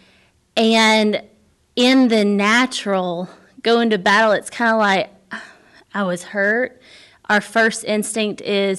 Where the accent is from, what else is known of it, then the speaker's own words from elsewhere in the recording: Birmingham, Alabama, United States; I totally agree. I grew up in Birmingham, Alabama. I went to Word of Life Church there.